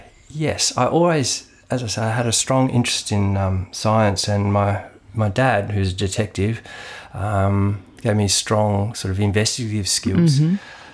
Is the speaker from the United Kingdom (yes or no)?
no; Ardmona, Victoria, Australia; now in Adelaide, Australia; In Victoria. I moved around a fair bit because my dad was a detective, but settled in a little town called Ardmona, which is a fruit growing area.